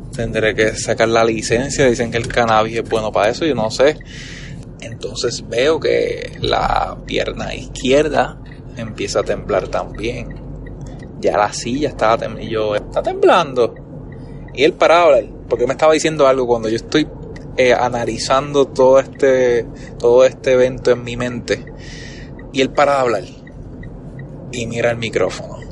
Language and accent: Spanish; Puerto Rico; como buen boricua